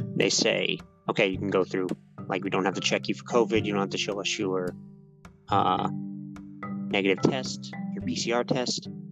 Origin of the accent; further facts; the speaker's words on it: United States; moved away as an adult; also born or lived in New York; now in Japan; I'm American